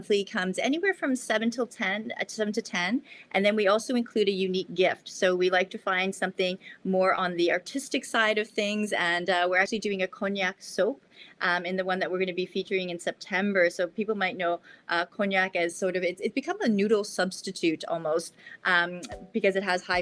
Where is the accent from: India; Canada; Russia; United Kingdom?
Canada; now in Japan; my home country of Canada